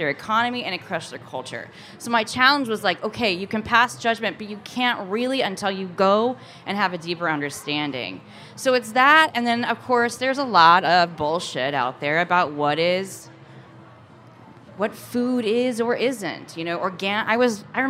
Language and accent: English; Napoleon, Missouri, United States; moved away; also born or lived in Portland, Oregon; Where I grew up in Missouri